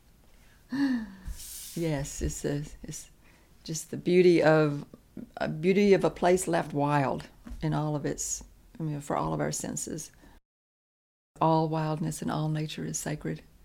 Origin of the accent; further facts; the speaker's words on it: Lawrence County, Alabama, United States; I was born and raised in Lawrence County